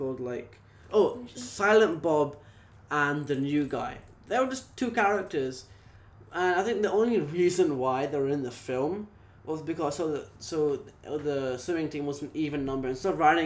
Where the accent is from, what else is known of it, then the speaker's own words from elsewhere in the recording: United Kingdom; now in Singapore; I am British, but I'm British Indian who's living in Singapore right now